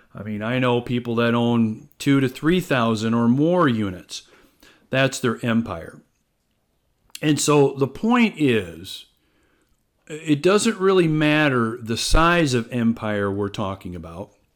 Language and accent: English; Algona, Iowa, United States; I grew up in small town Iowa. I'm originally from Algona, uh, which is a small town in north central Iowa.